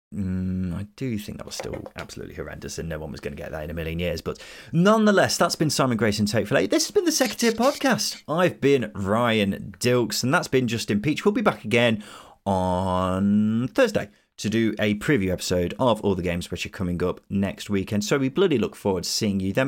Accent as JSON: {"language": "English", "region": "Midlands", "country": "United Kingdom", "said": "we're both Midlanders"}